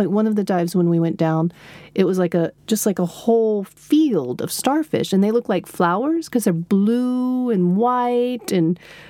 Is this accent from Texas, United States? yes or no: yes; Texas, United States; moved away as an adult; now in Stockholm, Sweden; We're Texan. We drive everywhere.